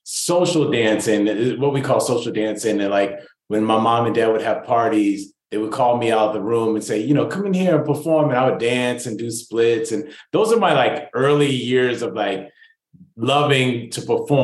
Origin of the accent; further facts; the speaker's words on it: Rancho Cucamonga, California, United States; I was raised in Rancho Cucamonga